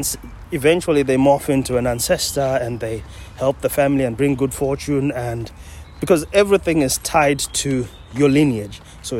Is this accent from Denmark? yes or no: no; Zimbabwe; now in Scotland; I'm from Zimbabwe originally, but now I'm the most Scottish man alive.